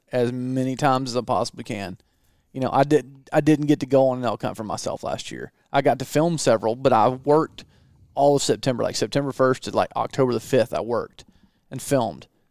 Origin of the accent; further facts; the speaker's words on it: Southeast, United States; moved away; I grew up in the Southeast